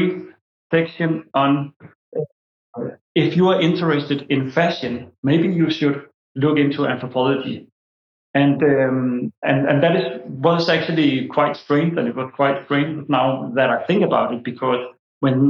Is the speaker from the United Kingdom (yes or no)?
no; Denmark; I'm born and raised in Denmark